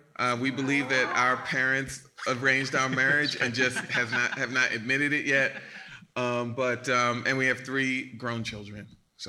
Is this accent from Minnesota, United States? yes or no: no; Baltimore, Maryland, United States; I'm from Baltimore, Maryland.